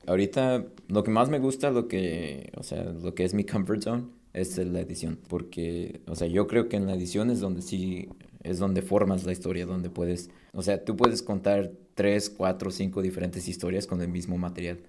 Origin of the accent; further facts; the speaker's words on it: Napa, California, United States; also born or lived in Mexico; todo empezó en, Napa Valley. ahí es donde crecí.